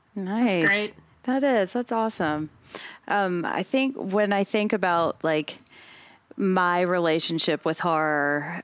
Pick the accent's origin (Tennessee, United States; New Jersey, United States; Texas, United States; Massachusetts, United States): Tennessee, United States; Nashville; I'm from Nashville